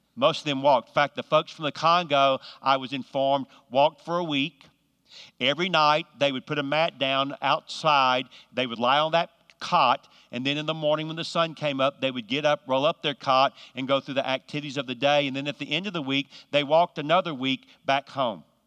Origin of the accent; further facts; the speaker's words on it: Georgia, United States; now in North Carolina, United States; I'm from the South. I'm from actually from Georgia, but live in North Carolina.